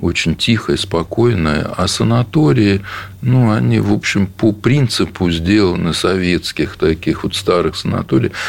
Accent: Oryol Oblast, Russia; я из Орловской области

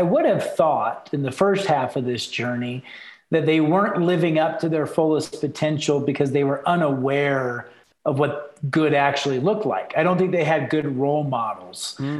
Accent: Texas, United States; now in Salt Lake City, United States; So I came back to the States. I'm a Texan. I'm actually a mutt. I've lived in 9 states and 2 countries now.

